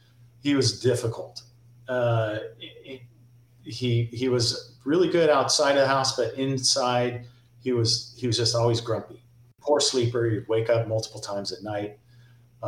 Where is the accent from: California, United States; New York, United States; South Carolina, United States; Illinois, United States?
California, United States; Encinitas; I grew up in Encinitas